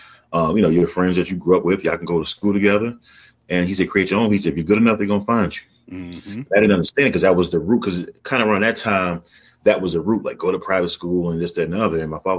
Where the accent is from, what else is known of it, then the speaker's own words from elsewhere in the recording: Oxon Hill, Maryland, United States; I grew up in Oxon Hill, Maryland. Went to Fort Ford Elementary, Oxon Hill Middle, Oxon Hill High School. So I'm an Oxon Hill guy, you know, down to the roots.